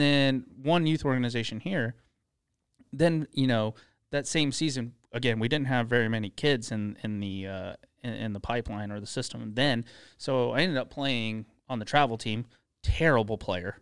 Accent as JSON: {"language": "English", "town": "Tulsa", "region": "Oklahoma", "country": "United States", "tie": "born or raised there", "also_born_or_lived": "Dallas", "said": "we moved from Dallas, uh, to Tulsa. My dad got transferred for a job. We moved here when I was ten"}